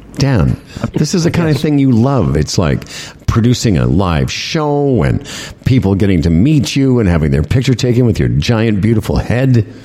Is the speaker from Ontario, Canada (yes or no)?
no; Moose Jaw, Saskatchewan, Canada; moved away; Tim and I grew up in real, real winter, like where where we grew up in Moose Jaw